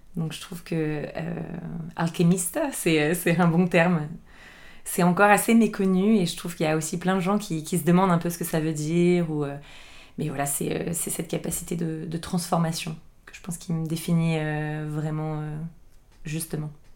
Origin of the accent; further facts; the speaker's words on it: Boulogne-Billancourt, Île-de-France, France; moved away as an adult; now in Lisbon, Portugal; je suis née en France, euh, à Boulogne-Billancourt. Euh, j'ai grandi dans une, dans une grande maison euh, en banlieue parisienne